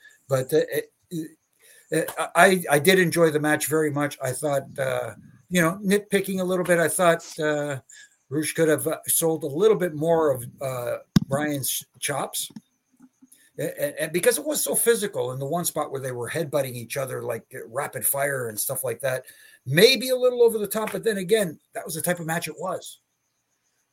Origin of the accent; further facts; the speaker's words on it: Canada; I'm from Canada